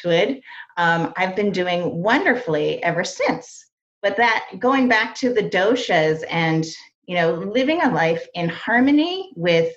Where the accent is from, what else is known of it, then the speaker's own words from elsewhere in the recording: East Coast, United States; I grew up on the East Coast